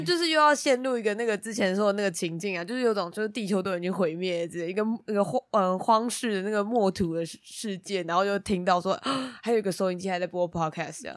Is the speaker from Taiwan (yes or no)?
yes; Taiwan; 我就是那个台湾人好吗？